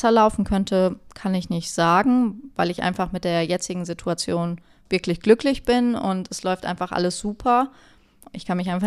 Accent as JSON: {"language": "German", "town": "Olpe", "region": "North Rhine-Westphalia", "country": "Germany", "said": "Ich komme aus Olpe."}